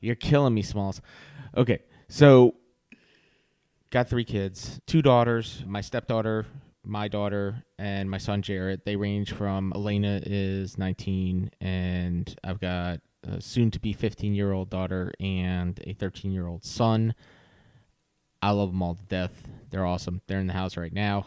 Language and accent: English; Virginia Beach, Virginia, United States; also born or lived in Norfolk, Virginia; now in Raleigh-Durham, United States; I grew up in Virginia Beach